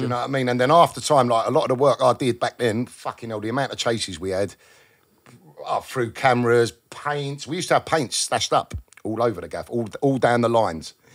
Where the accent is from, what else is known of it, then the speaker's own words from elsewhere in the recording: London, United Kingdom; growing up around South